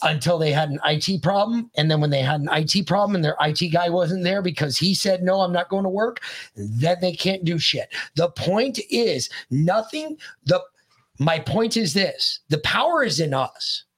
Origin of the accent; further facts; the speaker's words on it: United States; as the American people